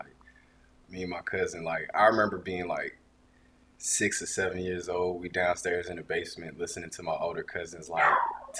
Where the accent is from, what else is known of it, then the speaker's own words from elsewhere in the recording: Augusta, Georgia, United States; I'm from Augusta.